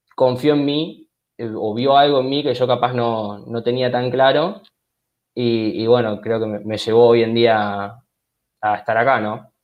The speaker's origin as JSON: {"language": "Spanish", "country": "Argentina", "said": "se practicaba en mi país"}